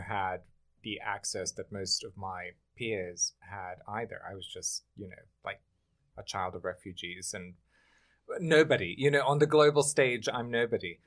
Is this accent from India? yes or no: no; Germany; moved away as an adult; also born or lived in Bosnia; now in New York City, United States; I grew up in Germany. I'm from Bosnia